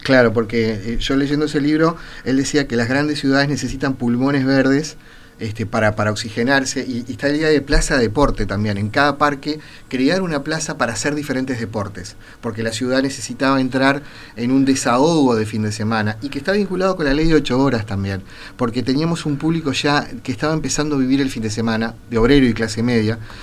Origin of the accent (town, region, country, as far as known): Uruguay